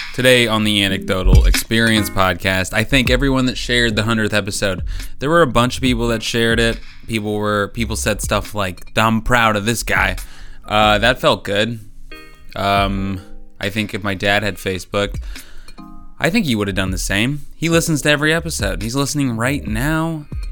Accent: northern Indiana, United States; now in Cincinnati, United States; I'm from Indiana, like, northern

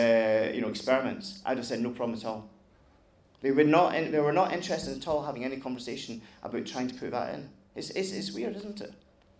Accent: Glasgow, Scotland, United Kingdom; speak to someone in America and you say "greetings from Glasgow," it's done me enormously good. And being a Scot and being proud.

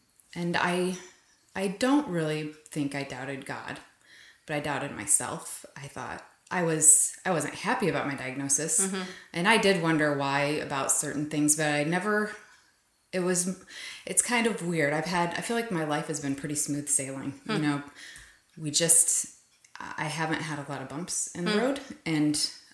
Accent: Iowa, United States; I was raised in Iowa, a Christian family.

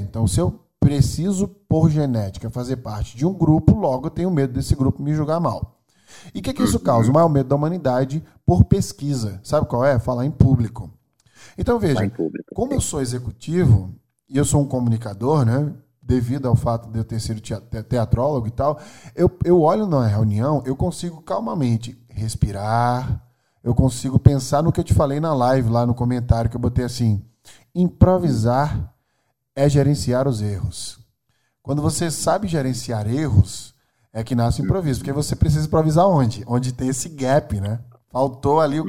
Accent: Maceió, Alagoas, Brazil; also born or lived in China / Silicon Valley, California; now in São Paulo, Brazil; Nasci em Maceió, Alagoas, meu sotaque britânico me entrega

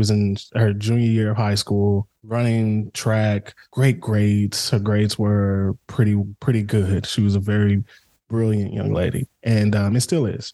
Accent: Dallas, Texas, United States; we grew up in the Pleasant Grove area of Dallas

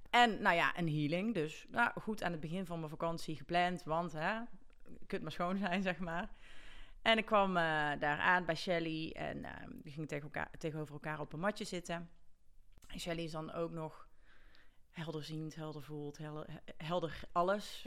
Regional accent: Gilze, North Brabant, Netherlands; ik kom uit Gilsen

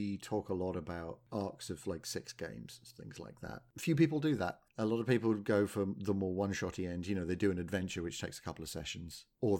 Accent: the Weald, South East England, United Kingdom; I was born in the Wield.

